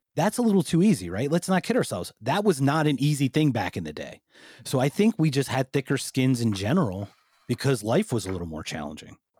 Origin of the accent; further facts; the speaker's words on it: Philadelphia, Pennsylvania, United States; moved away; I'm from the Philadelphia area